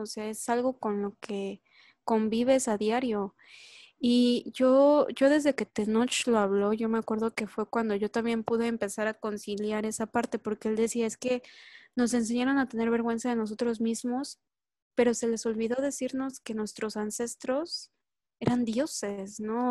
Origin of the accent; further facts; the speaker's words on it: Mexico; yo pertenecía a Latinoamérica, era, era latinoamericana, era mexicana